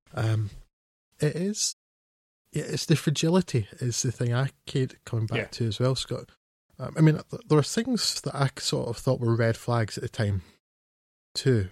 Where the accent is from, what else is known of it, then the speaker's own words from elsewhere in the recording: Scotland, United Kingdom; I'm a Scot, so that's the Scot with the one T.